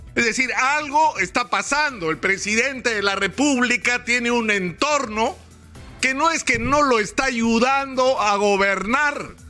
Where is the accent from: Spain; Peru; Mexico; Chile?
Peru